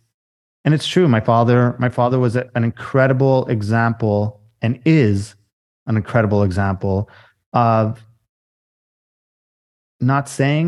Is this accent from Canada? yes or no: yes; Canada; Yeah, sorry. I'm a Canadian boy.